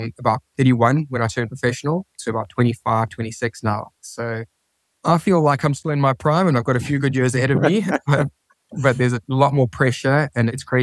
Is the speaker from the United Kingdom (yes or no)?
no; South Africa; moved away as an adult; now in Spain; back home in South Africa, where I'm from